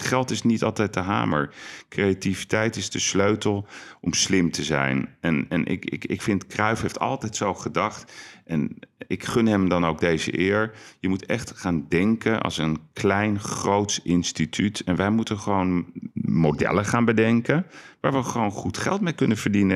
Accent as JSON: {"language": "Dutch", "town": "Amsterdam", "region": "North Holland", "country": "Netherlands", "said": "we zijn Amsterdammers"}